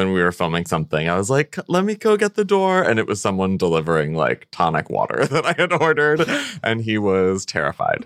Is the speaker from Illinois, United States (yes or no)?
yes; central Illinois, United States; also born or lived in California / Connecticut; I grew up in central Illinois